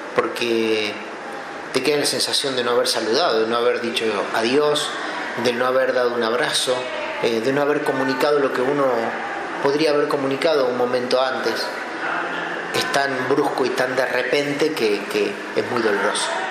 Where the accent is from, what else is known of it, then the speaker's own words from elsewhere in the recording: Anguil, La Pampa, Argentina; moved away; mis amigos están en mi pueblo donde me quería que es Anguil